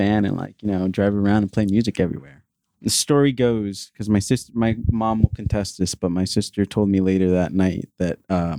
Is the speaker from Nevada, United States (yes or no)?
no; New Jersey, United States; No, I'm in Jersey. Okay. I grew up in Jersey.